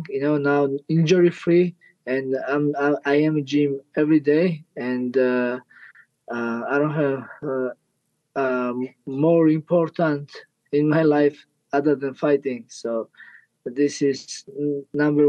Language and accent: English; Georgia; English is a second language; I'm from Georgia